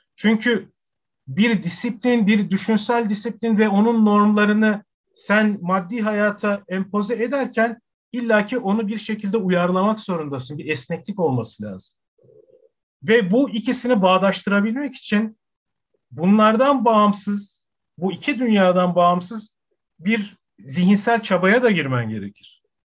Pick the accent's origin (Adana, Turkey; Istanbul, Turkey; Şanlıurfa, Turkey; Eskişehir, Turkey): Adana, Turkey; also born or lived in Ankara; Adana'da doğdum, büyüdüm.